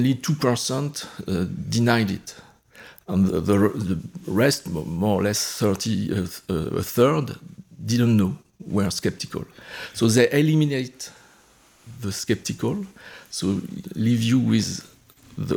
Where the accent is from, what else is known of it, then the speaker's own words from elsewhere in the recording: France; moved away; I grew up in France.